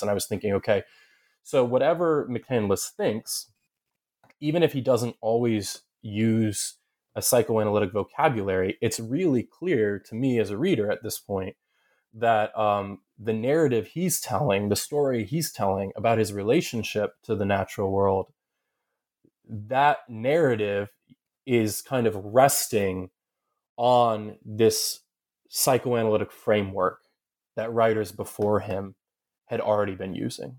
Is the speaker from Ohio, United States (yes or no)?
yes; Southern Ohio, United States; moved away as an adult; also born or lived in upstate New York / Kentucky / Massachusetts; I grew up in Southern Ohio, uh, though I'm from ups, upstate New York.